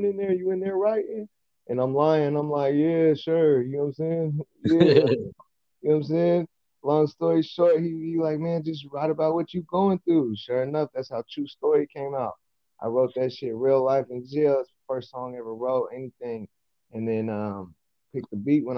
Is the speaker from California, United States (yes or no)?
yes; Modesto, California, United States; I'm from Modesto, California, east side to be exact